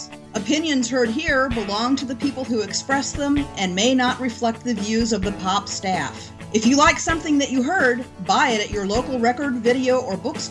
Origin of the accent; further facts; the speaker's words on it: Melrose, Massachusetts, United States; also born or lived in Ipswich, Massachusetts; I was born in Melrose